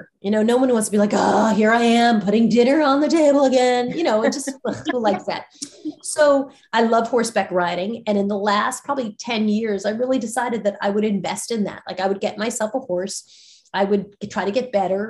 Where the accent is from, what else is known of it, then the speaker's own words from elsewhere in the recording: New York, United States; I'm a New Yorker